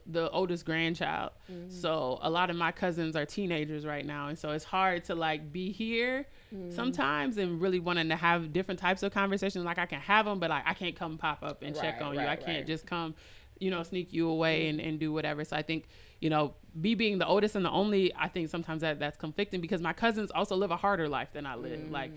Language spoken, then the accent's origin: English; Minneapolis, Minnesota, United States; I grew up in the Midwest. I grew up in Minneapolis, Minnesota